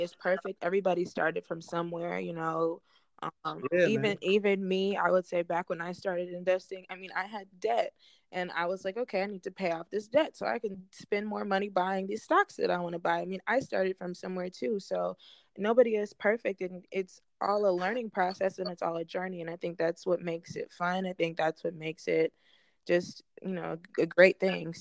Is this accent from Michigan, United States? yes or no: yes; Southfield, Michigan, United States; I'm from Southfield